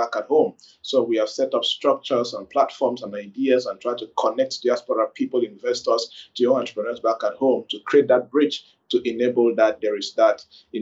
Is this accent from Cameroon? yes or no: yes; Kumbo, Northwest Region, Cameroon; also born or lived in Bamenda, Cameroon; I was born in Kumbu, the second largest town in the northwest region of Cameroon. Then I did my secondary school there and moved to Bamenda